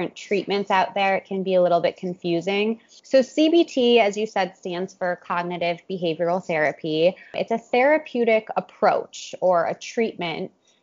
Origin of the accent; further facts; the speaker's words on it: Cleveland, Ohio, United States; also born or lived in New York; now in Miami, United States; I'm from Cleveland, Ohio, originally